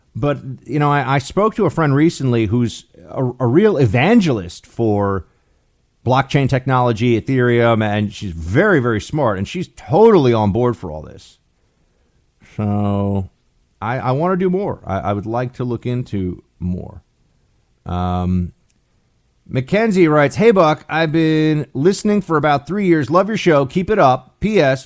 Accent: New York City, New York, United States; I'm from New York City

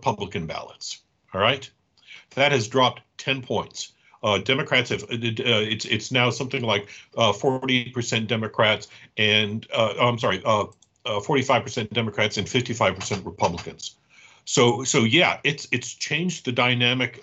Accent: Atlanta, Georgia, United States; I grew up in Atlanta off Old National Highway. I'm a Southside boy

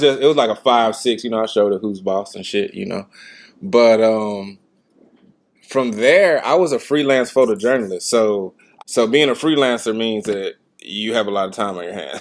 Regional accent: Memphis, Tennessee, United States; I'm from South Memphis, Tennessee. Grew up two minute walking distance away from the gym

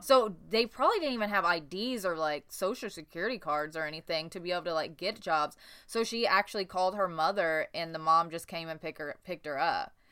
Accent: Newburgh, Indiana, United States; I grew up in Newburgh, Indiana

